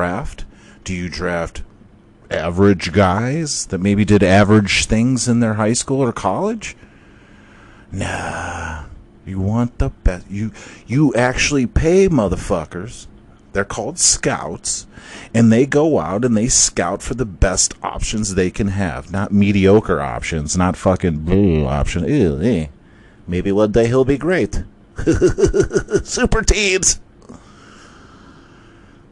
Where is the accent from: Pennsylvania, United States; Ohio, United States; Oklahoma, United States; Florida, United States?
Ohio, United States; Cleveland; I'm from Cleveland